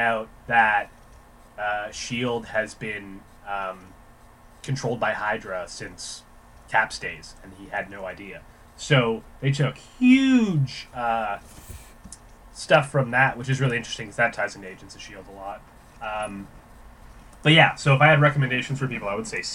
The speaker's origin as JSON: {"language": "English", "country": "Canada", "said": "being Canadian"}